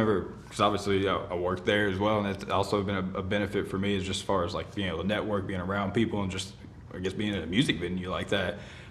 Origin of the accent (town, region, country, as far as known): Columbia, Tennessee, United States; born or raised there